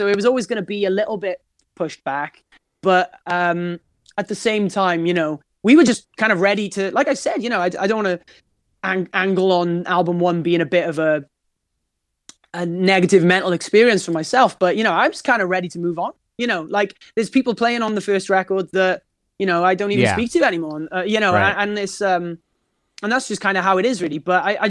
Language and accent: English; Wales, United Kingdom; Yeah, Wales is a really, really special place because, you know, we've got this, we're a very passionate nation, first and foremost.